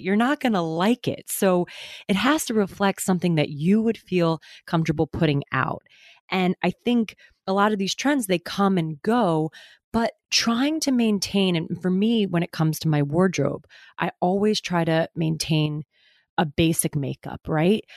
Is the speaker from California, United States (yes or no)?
no; Westport, Connecticut, United States; moved away as an adult; also born or lived in New York City; now in New York, United States; My family is from my hometown in Westport